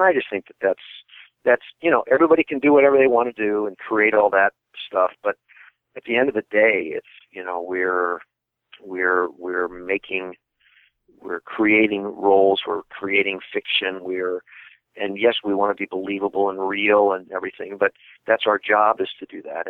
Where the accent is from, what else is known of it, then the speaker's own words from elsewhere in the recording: Midwest, United States; I'm from the Midwest.